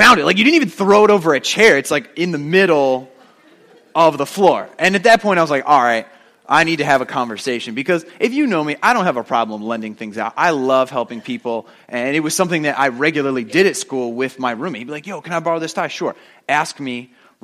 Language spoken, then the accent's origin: English; New Jersey, United States; moved away as an adult; also born or lived in upstate New York; I moved out of the house. I moved to upstate New York from New Jersey